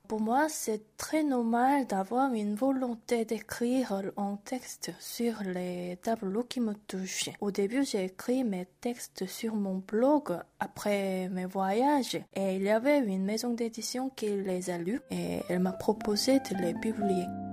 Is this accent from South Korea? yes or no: yes; South Korea; French is a second language; moved away as an adult; also born or lived in Bordeaux, France / Brussels, Belgium; je suis rentrée en Corée il y a déjà trois ans